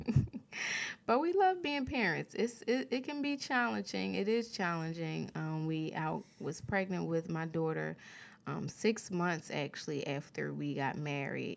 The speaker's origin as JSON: {"language": "English", "town": "Philadelphia", "region": "Pennsylvania", "country": "United States", "tie": "born or raised there", "moved": "as an adult", "lives_now": "California, United States", "said": "I was raised in Philly all of my life"}